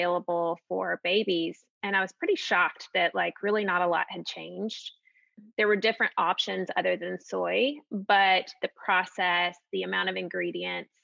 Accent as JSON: {"language": "English", "town": "Austin", "region": "Texas", "country": "United States", "tie": "born or raised there", "said": "I grew up partially in Austin"}